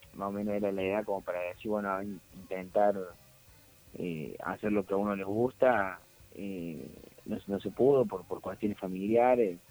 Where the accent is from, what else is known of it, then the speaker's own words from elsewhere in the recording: Córdoba, Argentina; uno como cordobés